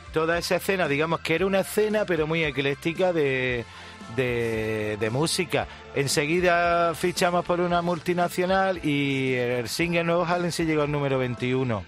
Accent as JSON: {"language": "Spanish", "region": "Andalusia", "country": "Spain"}